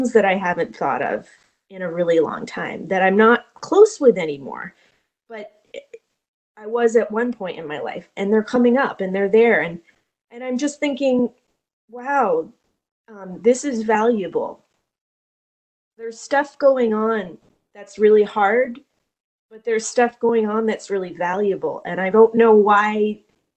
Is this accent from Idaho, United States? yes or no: no; Vermont, United States; I grew up in Vermont